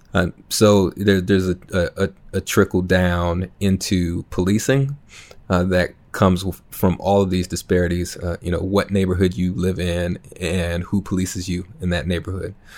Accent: Minneapolis, Minnesota, United States; I'm from North Minneapolis, predominant, you know, uh, predominantly black

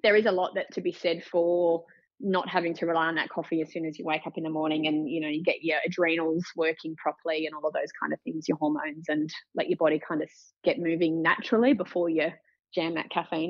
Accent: Gold Coast, Queensland, Australia; born there; I was born on the Gold Coast, which was just a fluke really, because my mum's family are from Dubbo and my dad's family are from Canberra.

